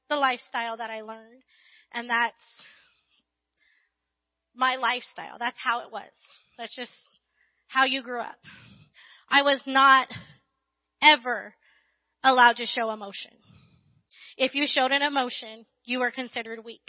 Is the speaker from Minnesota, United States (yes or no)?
no; Riverside, California, United States; also born or lived in Barstow, California; And then when I was in third grade, we moved to Riverside.